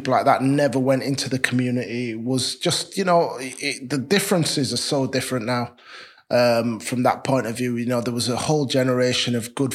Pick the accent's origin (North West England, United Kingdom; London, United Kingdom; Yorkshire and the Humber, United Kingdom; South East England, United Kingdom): Yorkshire and the Humber, United Kingdom; Leeds; I'm from Leeds, down the road, raised and brought up in Chapeltown.